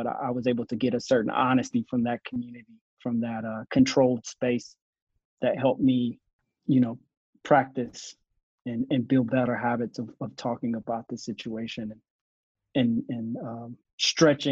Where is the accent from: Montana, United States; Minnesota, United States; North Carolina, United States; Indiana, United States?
North Carolina, United States; Asheville; I'm born and raised in Asheville, North Carolina